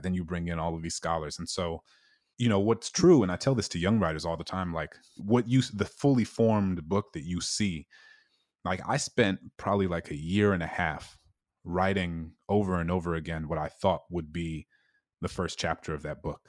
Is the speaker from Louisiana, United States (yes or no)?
yes; New Orleans, Louisiana, United States; my hometown in New Orleans